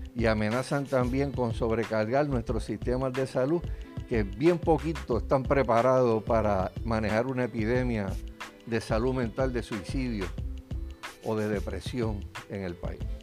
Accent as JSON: {"language": "Spanish", "country": "Puerto Rico", "said": "nosotros como puertorriqueños"}